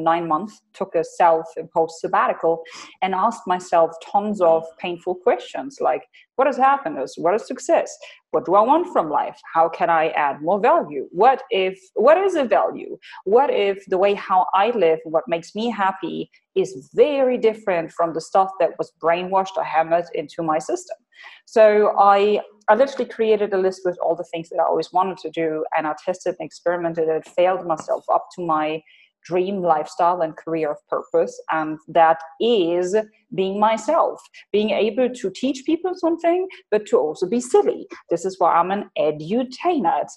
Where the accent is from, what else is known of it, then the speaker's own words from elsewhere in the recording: Hanover, Lower Saxony, Germany; moved away as an adult; now in United Arab Emirates; I am originally from Germany, from Hanover